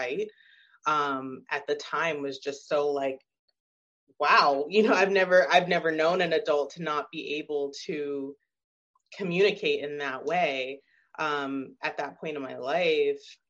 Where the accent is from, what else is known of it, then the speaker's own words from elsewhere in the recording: Arizona, United States; I'm from Arizona